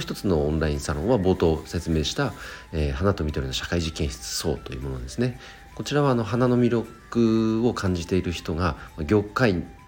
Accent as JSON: {"language": "Japanese", "town": "Chikuma", "region": "Nagano", "country": "Japan", "tie": "born or raised there", "said": "僕の地元で言うと、なん、えーと、長野県千曲市というところで、あとは旧神山田町という"}